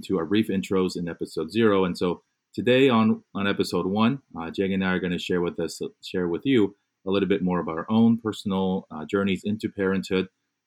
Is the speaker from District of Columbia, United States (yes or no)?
no; Fullerton, California, United States; born or raised there; also born or lived in Korea / New York / Michigan; now in Los Angeles, United States